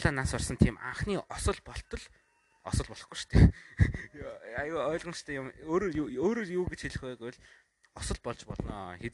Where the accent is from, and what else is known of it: Mongolia